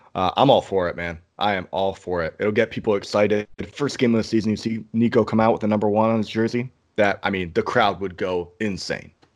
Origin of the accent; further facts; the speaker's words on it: Ann Arbor, Michigan, United States; my hometown